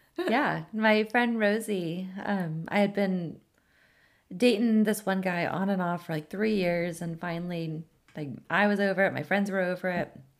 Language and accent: English; California, United States; moved away as an adult; now in Tennessee, United States; we're from California